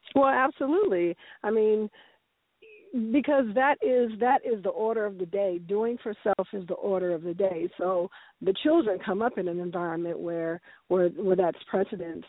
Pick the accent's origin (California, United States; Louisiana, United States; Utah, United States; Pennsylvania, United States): California, United States; San Francisco; moved away as an adult; also born or lived in Ghana; now in Las Vegas, United States; I came up born and raised in San Francisco, very, very liberal city